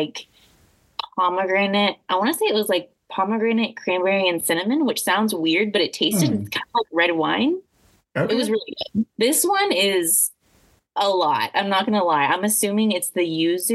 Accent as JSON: {"language": "English", "region": "Indiana", "country": "United States", "tie": "born or raised there", "said": "I grew up in Indiana"}